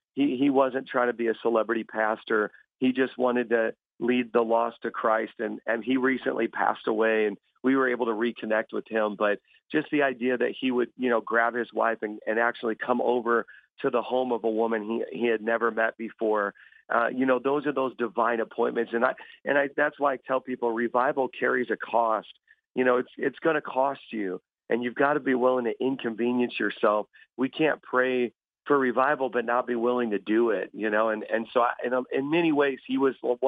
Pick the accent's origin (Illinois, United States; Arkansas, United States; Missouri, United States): Illinois, United States; Chicago; moved away as an adult; now in New York, United States; I'm originally from a South Chicago area